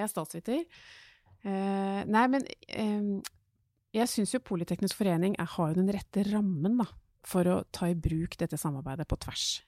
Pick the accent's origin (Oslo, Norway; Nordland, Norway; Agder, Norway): Oslo, Norway; Jeg har vokst opp i Groruddalen